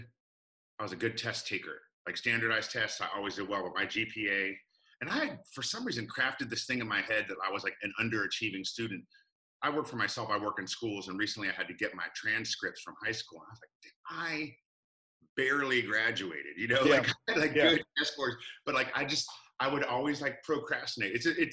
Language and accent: English; Alexandria, Virginia, United States; So since I was like 9, I grew up in Alexandria, Virginia.